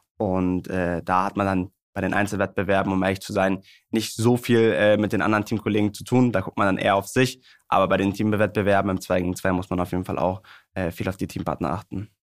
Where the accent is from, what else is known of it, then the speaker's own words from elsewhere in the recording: Hamburg, Germany; bei meiner Heimatstadt beim HSV